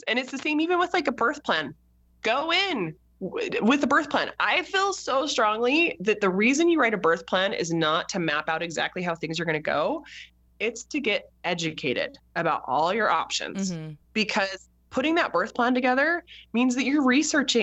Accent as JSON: {"language": "English", "country": "United States", "said": "we're American"}